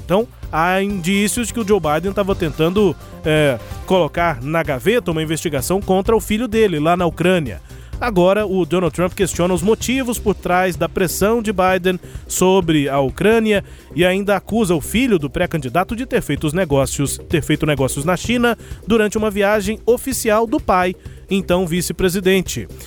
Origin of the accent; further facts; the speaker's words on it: Brazil; aqui o nosso português brasileiro